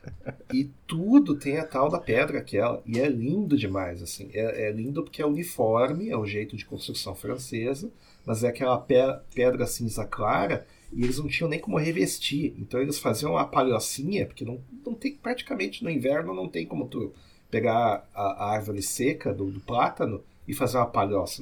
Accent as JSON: {"language": "Portuguese", "town": "São Leopoldo", "region": "Rio Grande do Sul", "country": "Brazil", "accent": "São Leopoldo", "said": "Eu já sou do jeito que o pessoal que é São Leopoldo fala"}